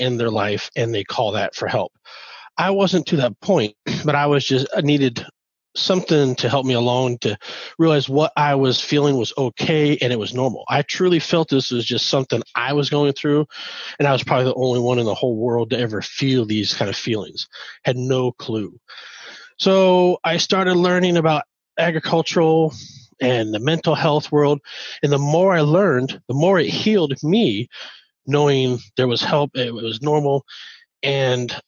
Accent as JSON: {"language": "English", "region": "Northern California", "country": "United States", "tie": "born or raised there", "also_born_or_lived": "Omaha, Nebraska", "moved": "as an adult", "lives_now": "Nebraska, United States"}